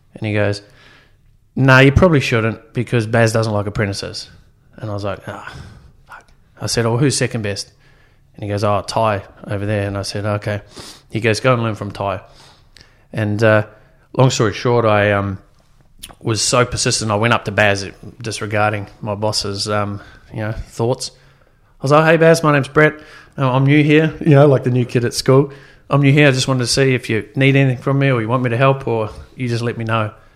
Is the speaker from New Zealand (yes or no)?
yes; New Zealand; born or raised there; also born or lived in Sydney, Australia / Gosford, Australia; now in Gold Coast, Australia